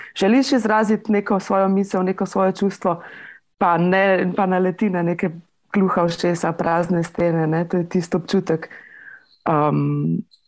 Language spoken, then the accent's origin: Slovenian; Litija, Central Sava, Slovenia; prihajam iz Litije